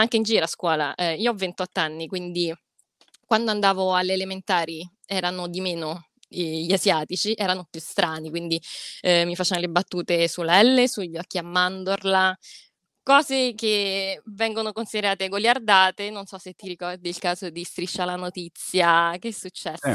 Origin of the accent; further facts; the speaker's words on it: Rome, Lazio, Italy; nata e cresciuta a Roma, in realtà sono italianissima